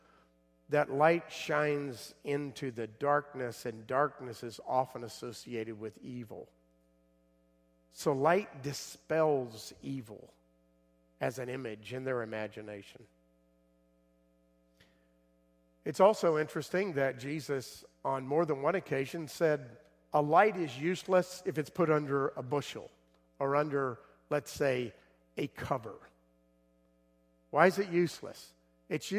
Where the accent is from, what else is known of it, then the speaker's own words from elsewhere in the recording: South Florida, United States; I grew up in South Florida